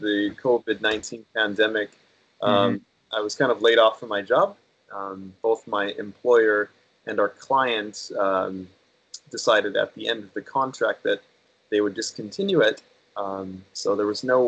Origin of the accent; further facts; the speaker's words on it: Corona, California, United States; moved away as an adult; also born or lived in Newport Beach, California / Saitama, Japan; now in Tokyo, Japan; I was born and raised in Southern California. My hometown is Riverside County. But my hometown, actually, where I left home was Corona, California.